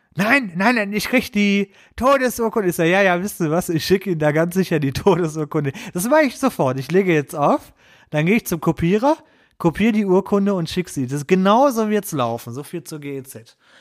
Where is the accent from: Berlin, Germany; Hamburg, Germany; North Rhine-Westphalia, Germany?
North Rhine-Westphalia, Germany; Essen; Ich bin gebürtiger Essener